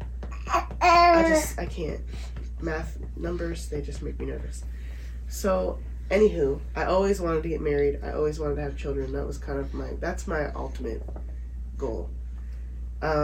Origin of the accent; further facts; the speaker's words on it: Dartmouth, Nova Scotia, Canada; moved away as an adult; I'm from Dartmouth, Nova Scotia, Canada. Born and raised, moved away when I was 20.